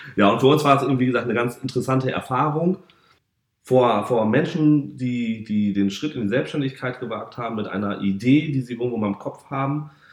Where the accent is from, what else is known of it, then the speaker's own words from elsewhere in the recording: Varel, Lower Saxony, Germany; moved away as an adult; also born or lived in Oldenburg; bin ein Küstenkind, komme aus der kleinen Stadt Fahren an der Nordsee am Jadebusen